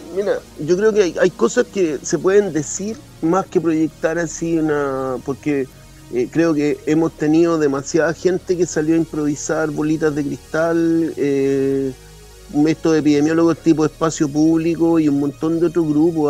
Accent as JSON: {"language": "Spanish", "country": "Chile", "said": "somos buenos los chilenos"}